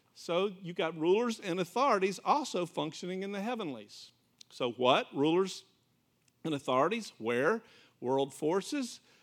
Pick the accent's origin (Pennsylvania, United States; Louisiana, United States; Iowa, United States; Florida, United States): Florida, United States; I'm from Florida